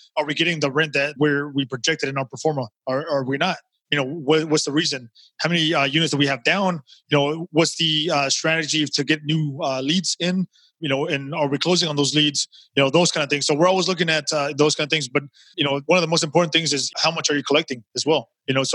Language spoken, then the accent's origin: English; Texas, United States; I'm from Texas. I live in Houston